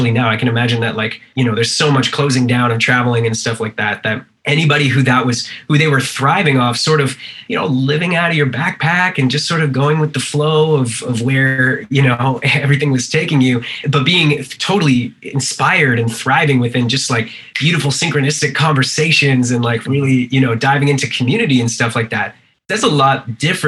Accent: East Coast Canada, Canada; now in California, United States; I'm from, you know, East Coast Canada

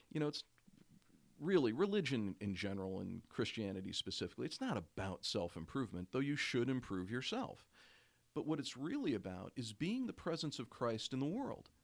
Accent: Oshkosh, Wisconsin, United States; when I was growing up in Oshkosh, Wisconsin, suburban north of Oshkosh, Wisconsin.

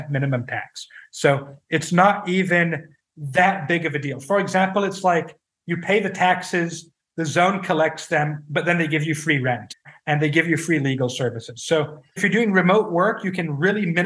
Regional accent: France; my home country, France

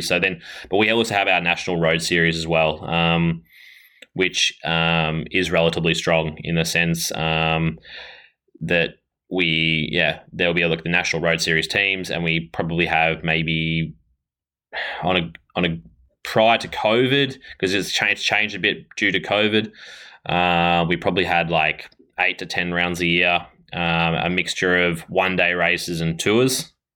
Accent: Ballarat, Victoria, Australia; I am from Ballarat, Victoria, uh, in Australia

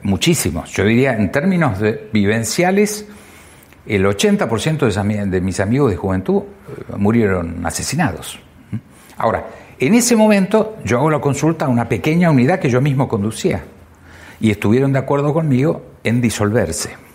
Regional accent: Argentina

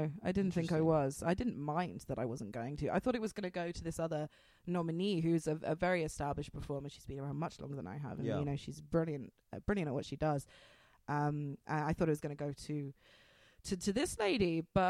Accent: United Kingdom; No, I'm British.

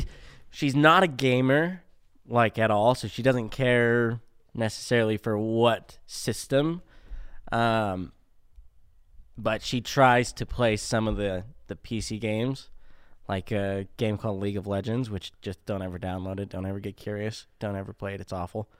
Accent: Spanish Fork, Utah, United States; born and raised in Utah, down in Spanish Fork

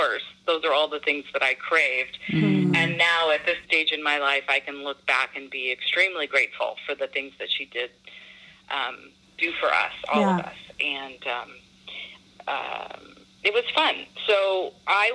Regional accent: San Jose, California, United States; I was born in San Jose, California

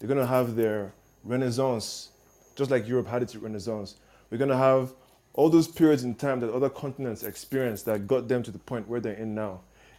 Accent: South Korea; born there; I was born in South Korea, so even I didn't know as much as you just put out.

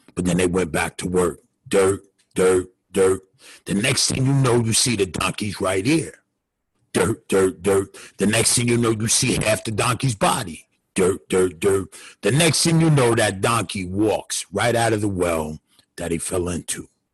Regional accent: Westchester, New York, United States; it's a town, uh, Westchester is called. It's about, it's about 30 minutes outside of um, the city, New York City

